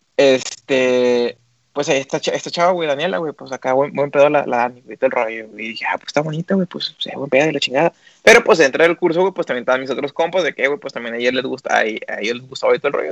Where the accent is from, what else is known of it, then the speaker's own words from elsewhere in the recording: Monterrey, Nuevo León, Mexico; somos regios